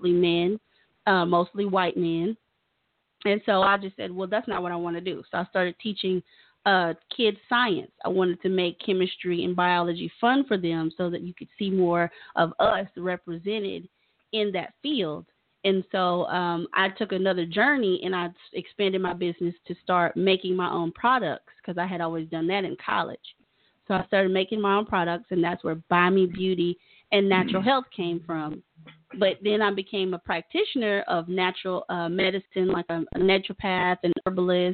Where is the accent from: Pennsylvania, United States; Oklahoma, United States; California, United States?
Oklahoma, United States; Tulsa; also born or lived in Tennessee; I'm from Tulsa. I'm from here